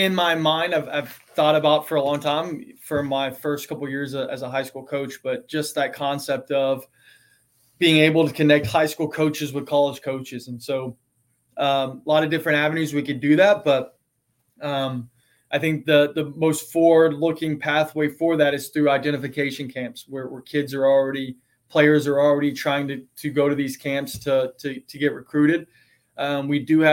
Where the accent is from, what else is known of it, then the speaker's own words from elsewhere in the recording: East Texas, United States; moved away; I grew up in East Texas